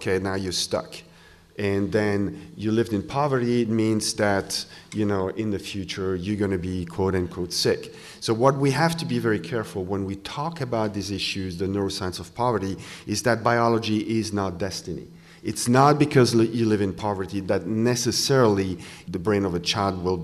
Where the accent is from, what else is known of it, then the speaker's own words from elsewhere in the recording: Switzerland; English is a second language; now in Wisconsin, United States; I come from Switzerland, this is why I have a little accent, but I come from a country where everybody's covered.